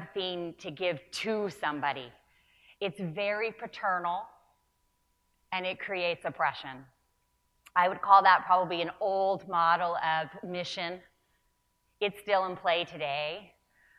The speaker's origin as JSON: {"language": "English", "region": "Northern California", "country": "United States", "tie": "born or raised there", "said": "I was raised in Northern California"}